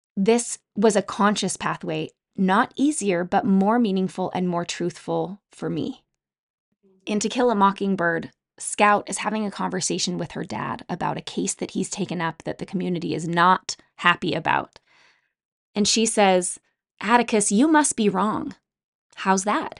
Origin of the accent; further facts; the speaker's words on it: Utah, United States; Growing up in Utah, I spent a lot of time outdoors